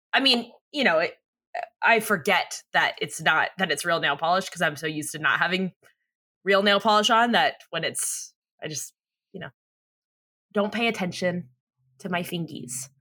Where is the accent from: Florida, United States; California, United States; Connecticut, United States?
California, United States; San Diego; we're from America's Finest City